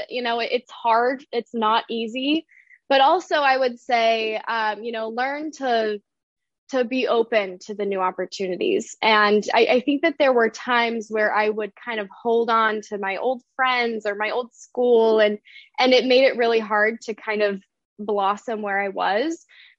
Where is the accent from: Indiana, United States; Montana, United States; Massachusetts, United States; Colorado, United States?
Colorado, United States; Denver; So I grew up moving around the Rocky Mountain area, mainly around Denver, Colorado. So I claim that as home. I've been in some other places, but it was really formative for me, you know, moving around every few years, going to different schools.